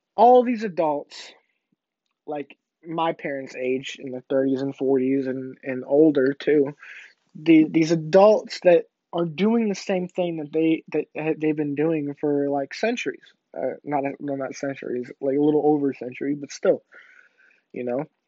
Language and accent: English; Illinois, United States; moved away; my hometown in Illinois